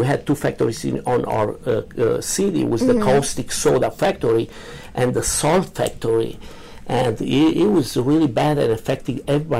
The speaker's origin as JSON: {"language": "English", "country": "Romania", "tie": "born or raised there", "second_language": "English", "moved": "as an adult", "lives_now": "United States", "said": "Okay. I was born in Romania. I grew up over there, you know. And until, like, 5 years ago, we moved to United States. So I'm 58 years old."}